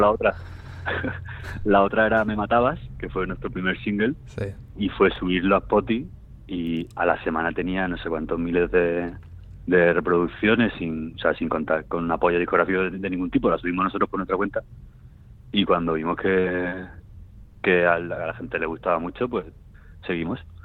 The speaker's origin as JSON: {"language": "Spanish", "town": "Seville", "region": "Andalusia", "country": "Spain", "said": "soy de Sevilla"}